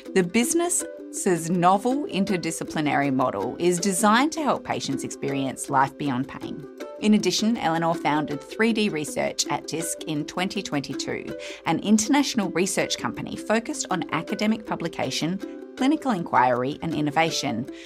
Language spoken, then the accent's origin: English; Scotland, United Kingdom; now in Australia; I grew up in Scotland as well.